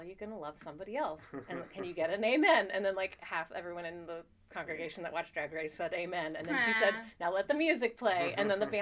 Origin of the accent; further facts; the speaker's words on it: Austin, Texas, United States; moved away as an adult; also born or lived in New York; I'm from Austin, Texas.